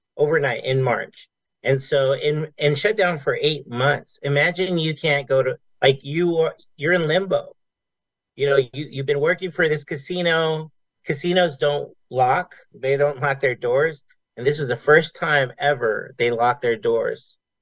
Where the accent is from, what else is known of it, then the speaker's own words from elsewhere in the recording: Las Vegas, Nevada, United States; I grew up here in Vegas